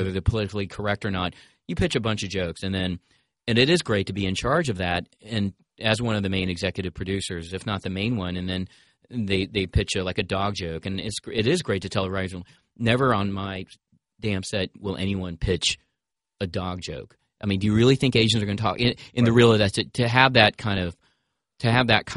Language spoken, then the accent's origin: English; Greensboro, North Carolina, United States; I grew up in Greensboro, North Carolina